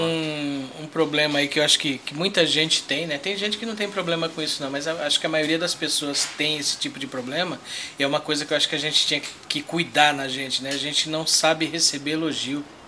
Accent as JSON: {"language": "Portuguese", "region": "São Paulo", "country": "Brazil", "tie": "born or raised there", "said": "Eu nasci aqui, mas os meus pais são de Pernambuco"}